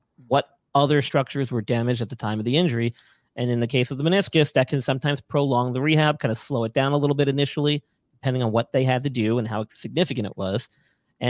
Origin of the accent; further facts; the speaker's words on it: New York, United States; moved away; I'm from New York originally.